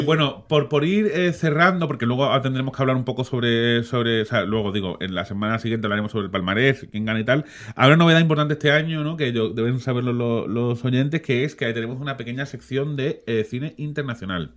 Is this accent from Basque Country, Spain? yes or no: no; Málaga, Andalusia, Spain; somos malagueños